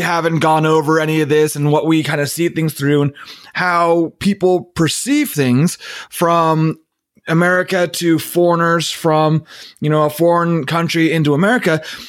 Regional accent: California, United States; particularly myself as a Californian

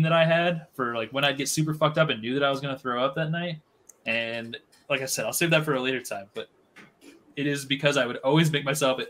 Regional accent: Iowa, United States; moved away; I'm from Iowa, but I've got family that lives in Illinois

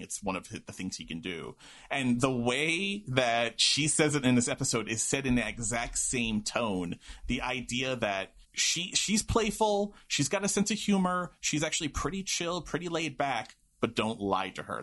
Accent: New York City, New York, United States; my wayward youth days in Queens

